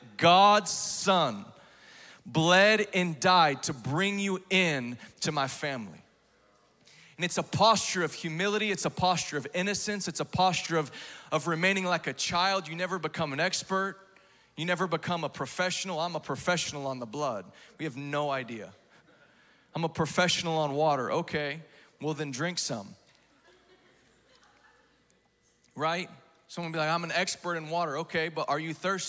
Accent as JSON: {"language": "English", "region": "Texas", "country": "United States", "tie": "born or raised there", "said": "I grew up in Texas"}